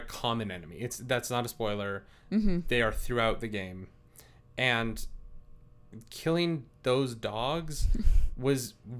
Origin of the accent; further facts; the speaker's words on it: Canada; I am very Canadian